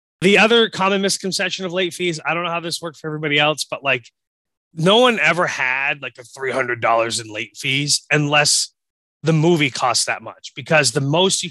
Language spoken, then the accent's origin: English; Gardiner, Maine, United States; So like we didn't have a video rental store in my hometown